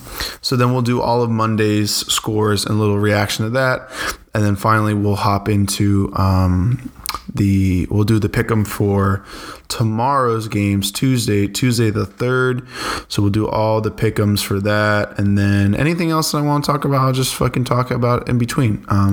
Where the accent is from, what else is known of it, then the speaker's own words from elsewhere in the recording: Boston, Massachusetts, United States; I'm from Boston.